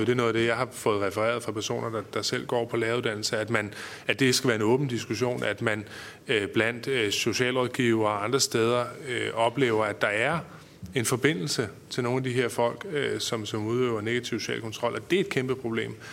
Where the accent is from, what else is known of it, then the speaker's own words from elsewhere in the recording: North Jutland, North Denmark Region, Denmark; som nordjyde og borgerlig